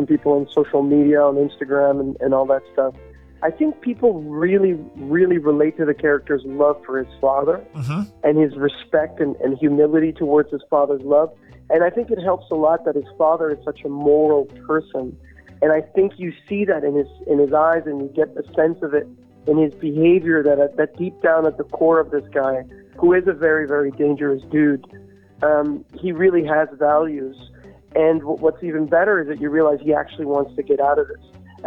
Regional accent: Canada; I'm Canadian myself

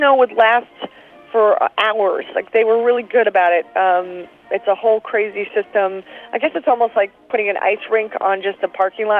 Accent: Philadelphia, Pennsylvania, United States; moved away; also born or lived in New York / Chicago; I'm from Philadelphia. I lived in New York. I lived in Chicago for 5 years.

